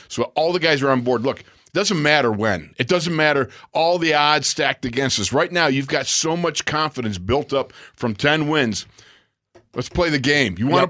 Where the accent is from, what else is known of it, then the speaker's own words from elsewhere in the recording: Buffalo, New York, United States; moved away; also born or lived in Minnesota; I'm from Buffalo, man.